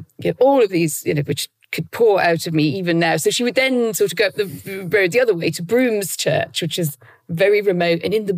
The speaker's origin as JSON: {"language": "English", "region": "North East England", "country": "United Kingdom", "tie": "born or raised there", "said": "So I grew up in, as you say, very much in a Roman Catholic world, in my education, in my household."}